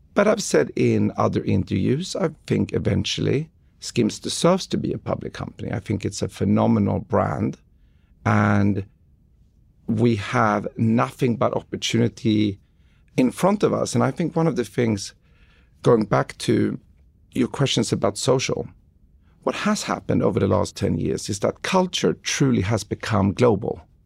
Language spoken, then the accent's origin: English; Stockholm, Stockholm County, Sweden; moved away; Sweden, where I grew up in Stockholm in, in the early 90s